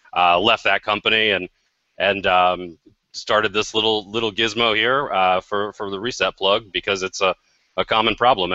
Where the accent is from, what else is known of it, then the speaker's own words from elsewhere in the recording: Iowa, United States; Grew up one state from you guys over in Iowa.